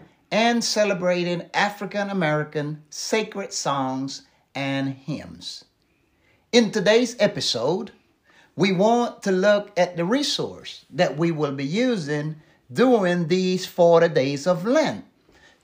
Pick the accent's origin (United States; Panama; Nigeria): Panama; moved away; growing up in Panama